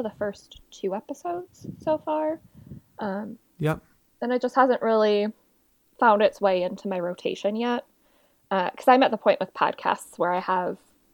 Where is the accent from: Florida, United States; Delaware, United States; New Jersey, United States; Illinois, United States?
Illinois, United States; Chicago; I am from Chicago, so that's middle part of the U.S. basically